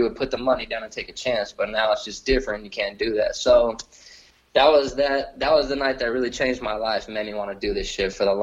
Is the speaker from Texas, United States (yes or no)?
yes; Lockhart, Texas, United States